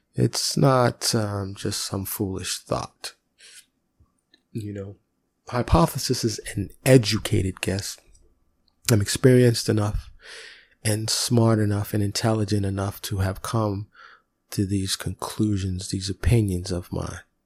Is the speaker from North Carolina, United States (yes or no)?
no; New York, United States; I grew up in New York